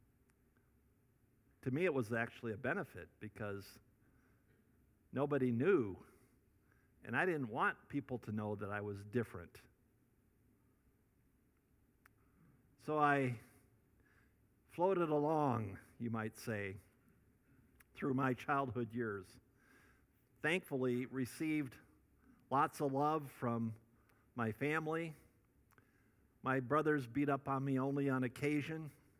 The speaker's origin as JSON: {"language": "English", "region": "Northwest Iowa", "country": "United States", "tie": "born or raised there", "said": "I grew up in Northwest Iowa"}